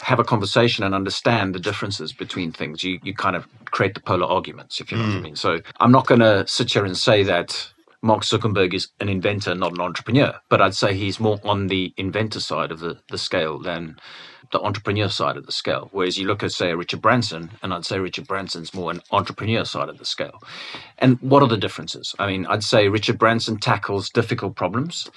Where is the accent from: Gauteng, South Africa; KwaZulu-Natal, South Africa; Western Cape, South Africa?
Western Cape, South Africa; Cape Town; now in United Kingdom; I wasn't born in the UK. I was born in Cape Town.